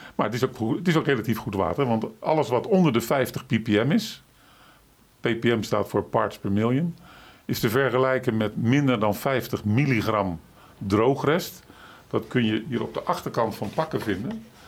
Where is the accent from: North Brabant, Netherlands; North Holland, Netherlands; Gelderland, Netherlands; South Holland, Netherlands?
South Holland, Netherlands; Rotterdam; ik ben natuurlijk van Rotterdam, van huis uit een Rotterdammer